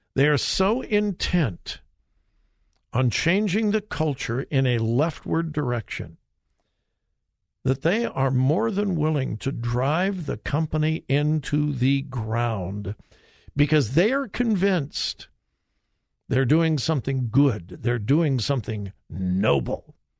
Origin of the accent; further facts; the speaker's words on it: Southern California, United States; grew up in Southern California